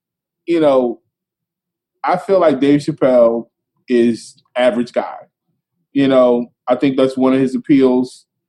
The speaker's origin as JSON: {"language": "English", "town": "Philadelphia", "region": "Pennsylvania", "country": "United States", "tie": "born or raised there", "said": "I grew up in Philly."}